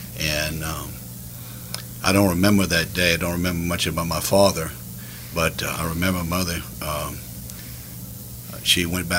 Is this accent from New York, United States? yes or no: no; Sunset, Louisiana, United States; now in Lafayette, United States; I was born in Sunset in 1954, and I came from a family of 12.